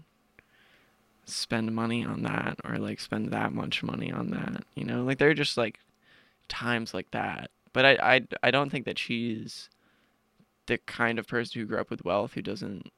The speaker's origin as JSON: {"language": "English", "town": "South Orange", "region": "New Jersey", "country": "United States", "said": "I'm from South Orange, New Jersey, which is like a small suburban commuter town in northern Jersey, right outside of Newark."}